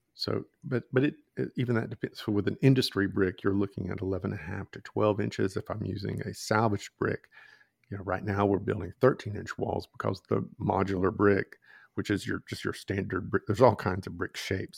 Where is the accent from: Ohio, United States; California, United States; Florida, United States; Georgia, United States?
Georgia, United States; I'm from the South, you know, grew up in Georgia